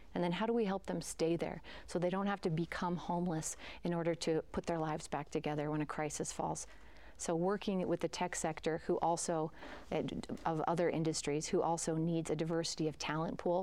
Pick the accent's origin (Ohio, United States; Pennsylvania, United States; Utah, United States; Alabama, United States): Utah, United States; Sandy; also born or lived in Salt Lake City, Utah; I grew up in Sandy and went to Alta and went to the University of Utah